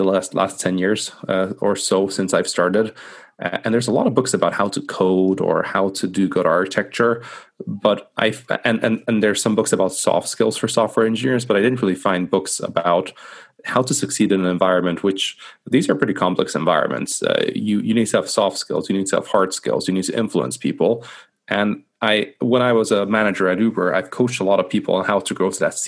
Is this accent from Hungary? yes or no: yes; Hungary; moved away as an adult; also born or lived in Scotland / London; I'm originally from Hungary, actually, so small country in the middle of Europe